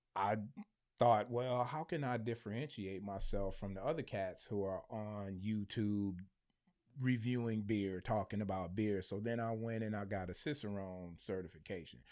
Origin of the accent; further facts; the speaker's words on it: Michigan, United States; I'm from Michigan